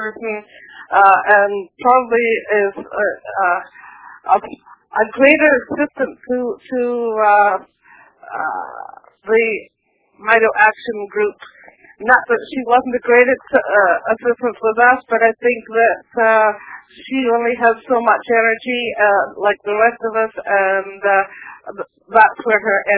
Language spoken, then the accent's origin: English; West Coast of Canada, Canada; I'm a Canadian from the West Coast